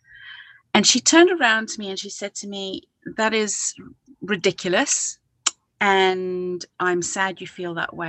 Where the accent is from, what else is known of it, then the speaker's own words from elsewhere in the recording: South Africa; now in United Kingdom; growing up in South Africa